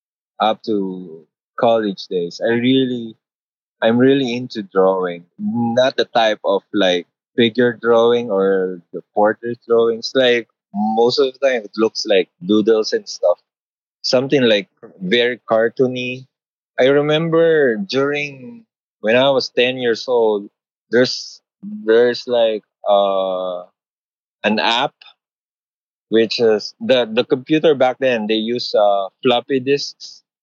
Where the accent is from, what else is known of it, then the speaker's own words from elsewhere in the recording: Philippines; Well, from the start, it's been a rough road from my family from the start because I didn't grow up rich. It came from a middle-class family.